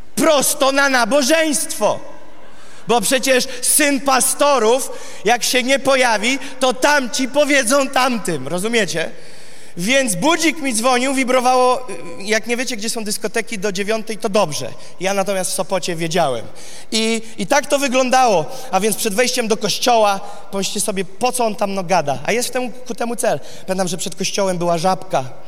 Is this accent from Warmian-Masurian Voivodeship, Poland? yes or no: yes; Gołdap, Warmian-Masurian Voivodeship, Poland; Jest to miasto Goldap w samym górnym prawym rogu, bardzo bliziutko obwodu Kaliningrad, z Kaliningradem i tam się urodziłem